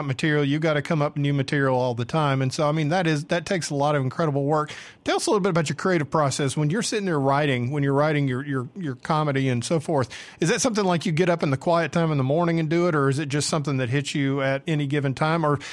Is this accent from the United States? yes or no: yes; Georgia, United States; accent: Southern; moved away; also born or lived in Mississippi / Tennessee / San Diego; I'm from the South. I grew up in Georgia